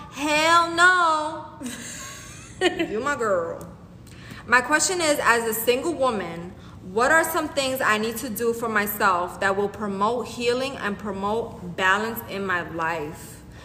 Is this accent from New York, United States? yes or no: yes; New York, United States; accent: New York; Oh my God, my New York accent.